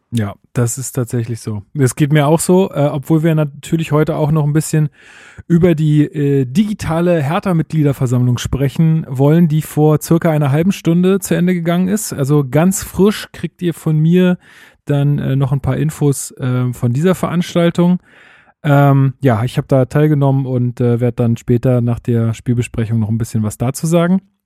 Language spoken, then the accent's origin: German; Berlin, Germany; bei uns in Berlin